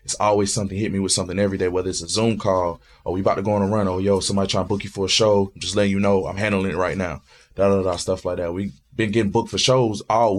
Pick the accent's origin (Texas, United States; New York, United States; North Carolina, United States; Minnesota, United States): North Carolina, United States; New Bern; Growing up in North Carolina, man, like, you know, I grew up at 2-5 in New Bern